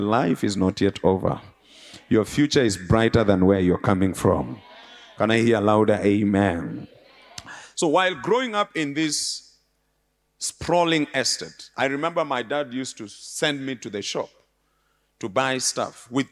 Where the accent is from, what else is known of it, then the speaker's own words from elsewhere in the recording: Nairobi, Kenya; I was born and bred in Nairobi in an area called Muthurwa.